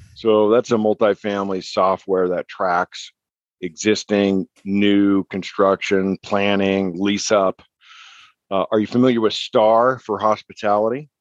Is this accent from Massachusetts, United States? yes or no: no; New Mexico, United States; moved away as an adult; also born or lived in Arizona / San Diego; I was born and raised in New Mexico